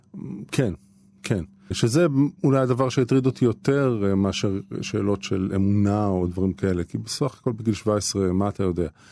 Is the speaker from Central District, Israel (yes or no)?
yes; Netanya, Central District, Israel; בית ספר שאני גדלתי בו אה, ולמדתי בו בנתניה